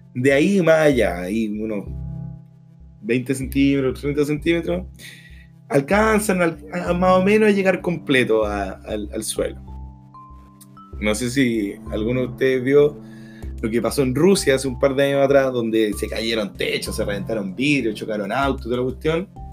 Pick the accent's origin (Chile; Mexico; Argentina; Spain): Chile; Aquí somos los chilenos promedio